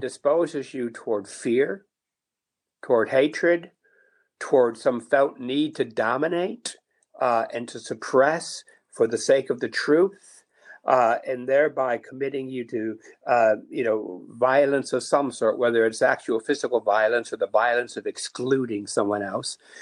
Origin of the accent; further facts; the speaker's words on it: Niagara Falls, New York, United States; I grew up in Niagara Falls, New York